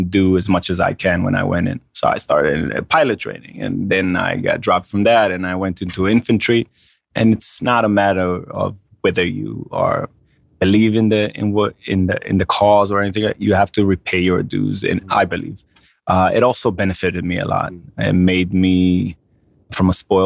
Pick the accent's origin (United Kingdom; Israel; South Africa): Israel; moved away as an adult; now in United States; I grew up in Israel all my life.